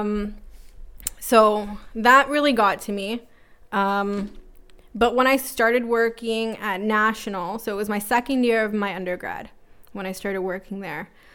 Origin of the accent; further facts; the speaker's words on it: Toronto, Ontario, Canada; born and raised in North York